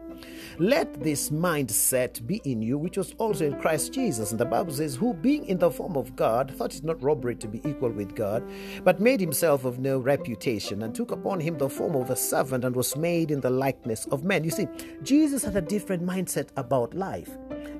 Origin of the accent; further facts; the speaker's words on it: Kenya; if you come from my home country or East African region